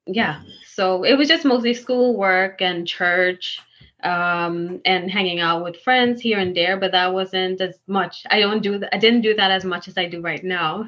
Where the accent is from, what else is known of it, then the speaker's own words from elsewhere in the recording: Guyana; moved away as an adult; now in New York, United States; I'm actually from Guyana